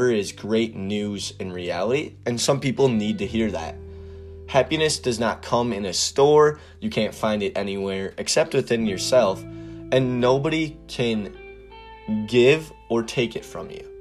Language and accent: English; Wisconsin, United States; I'm from Wisconsin